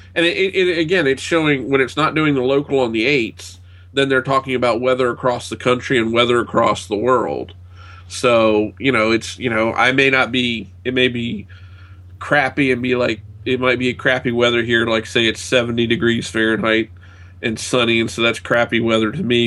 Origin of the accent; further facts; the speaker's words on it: United States; being an American